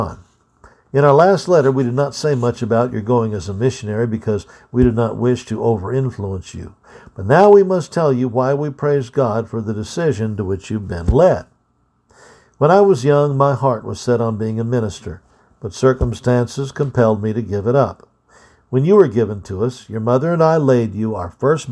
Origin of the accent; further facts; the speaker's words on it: United States; being an American